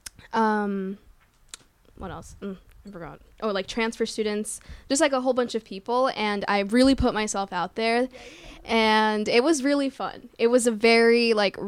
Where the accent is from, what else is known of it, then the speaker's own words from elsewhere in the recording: New Jersey, United States; I was born and raised in Jersey